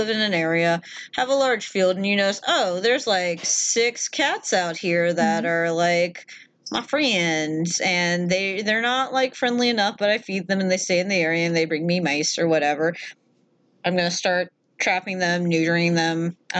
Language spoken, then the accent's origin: English; Maine, United States; Yeah, you can't just be like, well, you're in the streets of New York now. I'm from Maine.